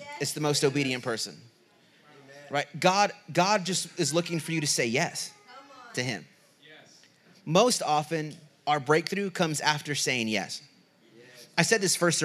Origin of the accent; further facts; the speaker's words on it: Southern California, United States; moved away as an adult; also born or lived in Redding, California; Southern California, I grew up 15 minutes from the border. In Southern California, on the lower eastern part of California